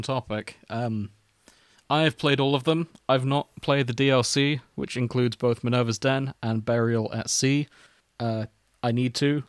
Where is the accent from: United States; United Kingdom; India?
United Kingdom; we're British